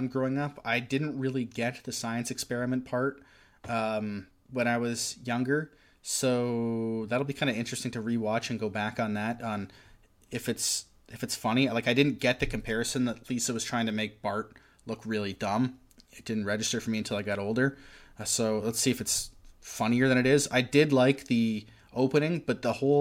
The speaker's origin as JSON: {"language": "English", "town": "Oshawa", "region": "Ontario", "country": "Canada", "tie": "born or raised there", "said": "I grew up in South Oshawa"}